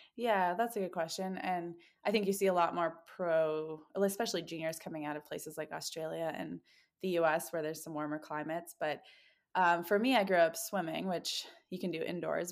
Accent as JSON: {"language": "English", "country": "Canada", "tie": "born or raised there", "moved": "yes", "lives_now": "Bend, United States"}